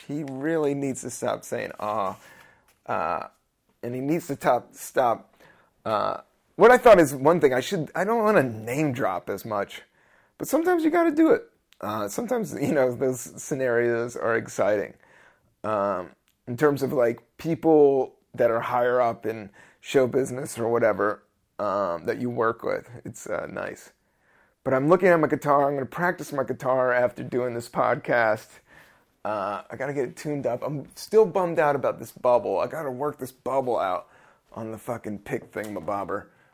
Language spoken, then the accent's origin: English; Washington, District of Columbia, United States; also born or lived in Capitol Hill; now in New York, United States; I grew up in D C.